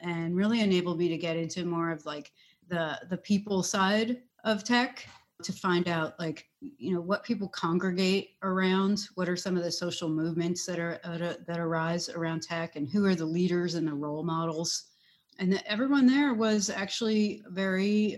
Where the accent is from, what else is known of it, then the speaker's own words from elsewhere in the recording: New York City, New York, United States; I grew up on the East Coast in New York City